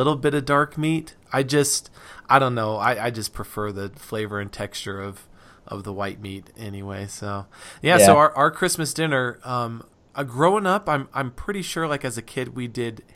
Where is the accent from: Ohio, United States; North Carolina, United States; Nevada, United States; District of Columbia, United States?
Nevada, United States; Reno; moved away; I'm from Nevada. I grew up there